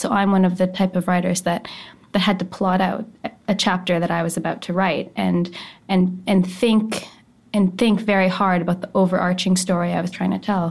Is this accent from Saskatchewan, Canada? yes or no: yes; Saskatoon, Saskatchewan, Canada; I'm from Saskatoon